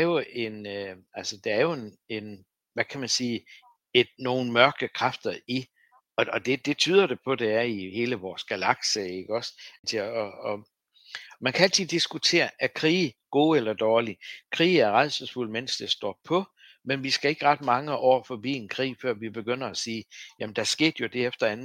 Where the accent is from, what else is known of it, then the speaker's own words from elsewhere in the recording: Læsø, North Denmark Region, Denmark; Jeg voksede op på Læsø